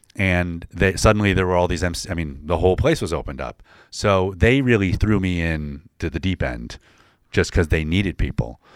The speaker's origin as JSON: {"language": "English", "town": "DeWitt", "region": "New York", "country": "United States", "tie": "born or raised there", "said": "I grew up in, uh, Syracuse, a suburb of Syracuse, DeWitt, New York."}